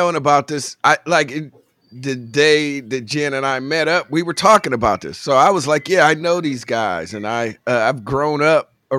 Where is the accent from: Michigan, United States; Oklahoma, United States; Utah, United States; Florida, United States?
Michigan, United States; Detroit; born or raised there